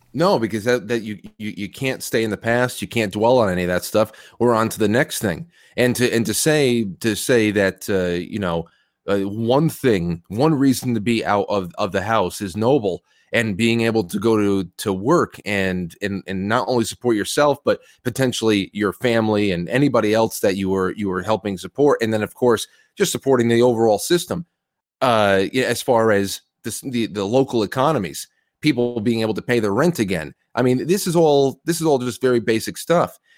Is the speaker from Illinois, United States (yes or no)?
no; New York, United States; I grew up in New York in the nineties